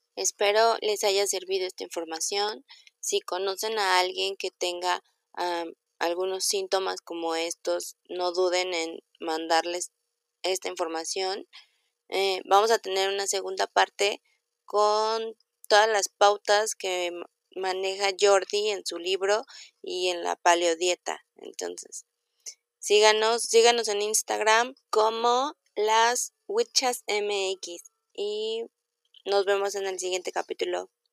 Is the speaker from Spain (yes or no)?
no; Mexico; como mexicanos